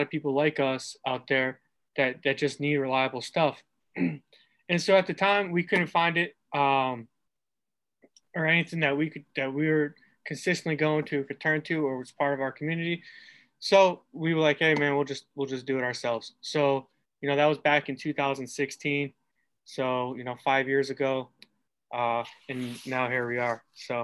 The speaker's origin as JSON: {"language": "English", "region": "Massachusetts", "country": "United States", "also_born_or_lived": "Arizona", "moved": "as an adult", "lives_now": "Detroit, United States", "said": "I'm from Massachusetts"}